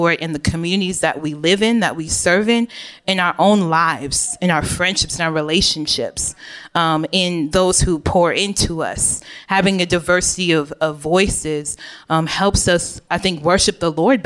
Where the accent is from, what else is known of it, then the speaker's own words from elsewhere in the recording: Oak Park, Illinois, United States; also born or lived in Chicago, Illinois; I lived for most of my upbringing in Oak Park, Illinois, which is a very diverse suburb of the West Chicago